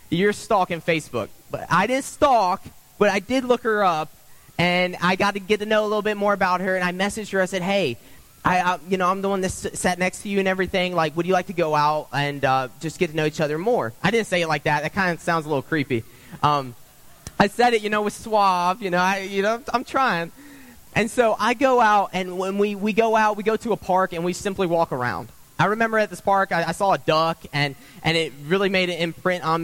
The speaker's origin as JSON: {"language": "English", "region": "South Carolina", "country": "United States", "moved": "as an adult", "said": "I remember when I moved up here, as many of you probably already know, I came from South Carolina. So I'm a newbie here. I've been here since 2016"}